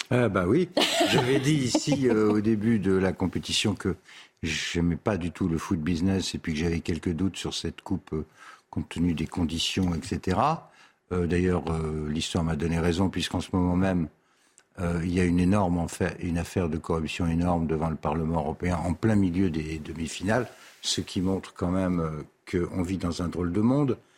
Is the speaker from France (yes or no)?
yes; Paris, Île-de-France, France; je suis parisien et j'ai été un quart de siècle député du centre de Paris